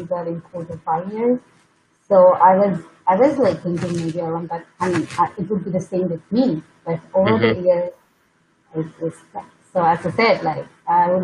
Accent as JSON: {"language": "English", "region": "southern India", "country": "India", "moved": "as an adult", "lives_now": "United States", "said": "I'm actually from southern part of India."}